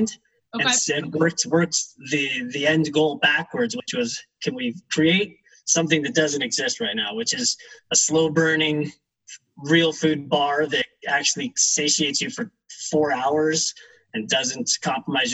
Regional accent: Evergreen, Colorado, United States; we're fourth generation Colorado natives. We grew up in Evergreen, just west of Denver

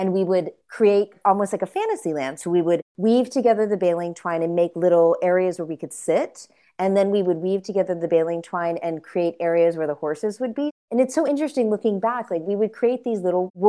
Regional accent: middle America, Midwest, United States; we used to love to go to the flea markets in my hometown

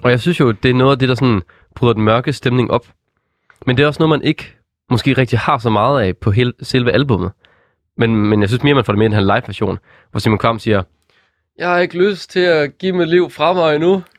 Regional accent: West Jutland, Denmark; jeg er jo fra Vestjylland

